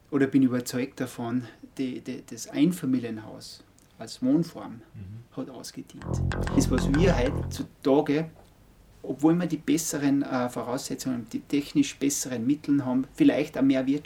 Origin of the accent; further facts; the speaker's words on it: Altenmarkt im Pongau, Salzburg, Austria; also born or lived in Graz, Austria; komme aus Oldenmarkt, aus dem Innergebirg. Bin in Oldenmarkt aufgewachsen